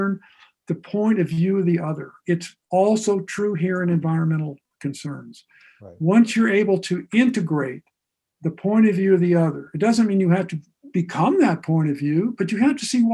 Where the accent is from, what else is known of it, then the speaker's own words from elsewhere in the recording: Ohio, United States; also born or lived in Akron, Ohio / Newcomerstown, Ohio; I grew up in Ohio, not far from the West Virginia border in Akron and Newcomerstown